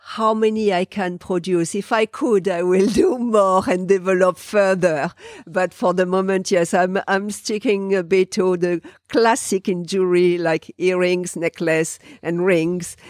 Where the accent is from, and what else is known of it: France; English is a second language; moved away as an adult; now in New Zealand